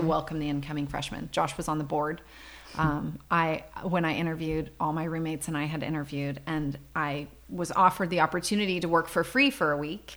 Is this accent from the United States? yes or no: yes; Visalia, California, United States; now in Paso Robles, United States; we grew up in Visalia